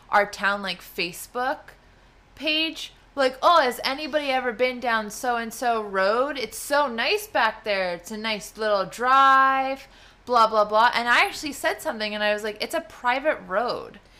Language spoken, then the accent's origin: English; New Jersey, United States; We also talk too fast because we're from New Jersey.